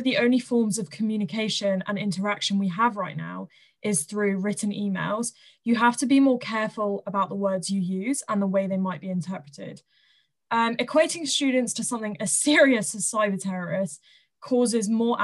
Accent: Southampton, South East England, United Kingdom; I'm from Southampton

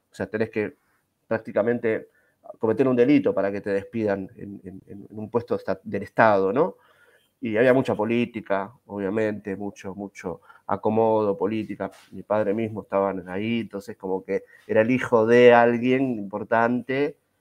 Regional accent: Ezeiza, Buenos Aires Province, Argentina; Yo soy de Seiza, provincia de Buenos Aires

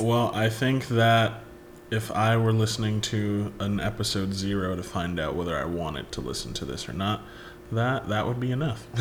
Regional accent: Chicago, Illinois, United States; I'm a Chicago native. I'm from the South Side, always.

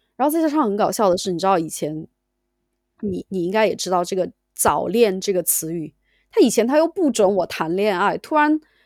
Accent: Sichuan, China; moved away as an adult; now in United Kingdom; 我是四川人嘛

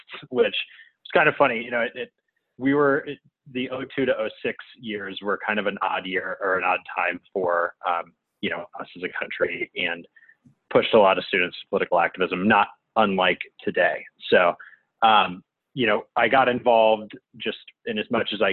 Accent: Indianapolis, Indiana, United States; I grew up in Indianapolis and went to North Central

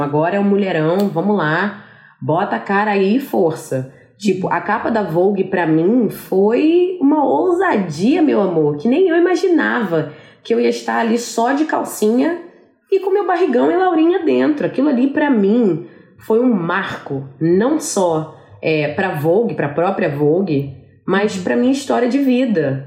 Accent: Brazil; moved away as an adult; now in New York, United States; como uma boa brasileira faladeira, fazer uma segunda família aqui

